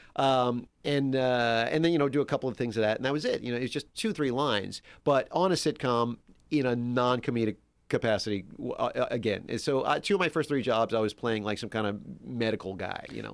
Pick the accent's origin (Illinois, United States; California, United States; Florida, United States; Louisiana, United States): Louisiana, United States; Metairie; moved away as an adult; now in Los Angeles, United States; I grew up in Metairie, which is like the big suburb there